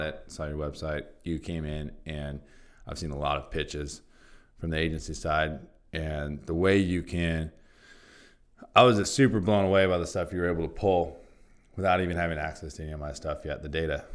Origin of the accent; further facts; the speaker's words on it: Santa Barbara, California, United States; Santa Barbara's my hometown